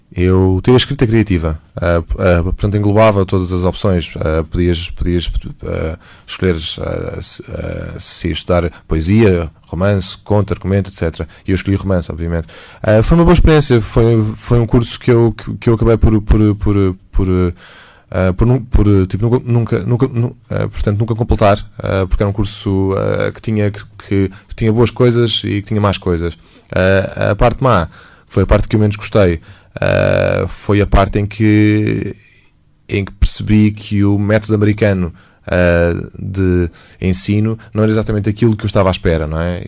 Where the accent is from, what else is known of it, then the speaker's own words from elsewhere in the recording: Portugal; also born or lived in United States; eu sou português